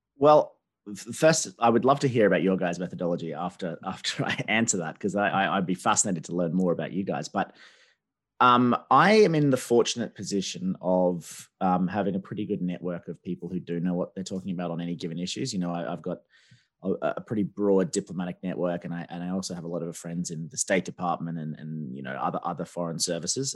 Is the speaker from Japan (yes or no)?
no; Australia; also born or lived in China; now in United Kingdom; I'm Australian, I live in Britain